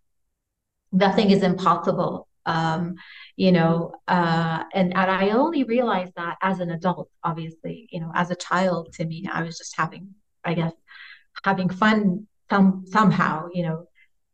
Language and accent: English; California, United States; now in Saudi Arabia; I grew up in California